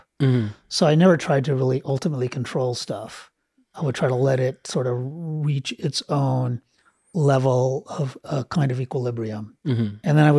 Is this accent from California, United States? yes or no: yes; Los Angeles, California, United States; I grew up here in LA. I grew up